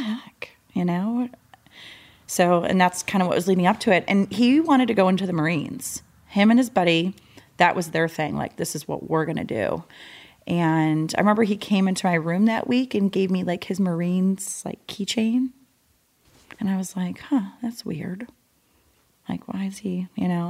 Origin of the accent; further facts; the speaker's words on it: Michigan, United States; I was born and raised in Michigan